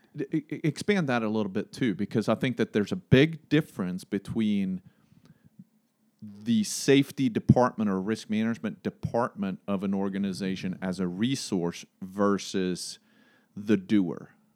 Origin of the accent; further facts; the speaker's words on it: Sweden; now in Greensboro, United States; I'm from Sweden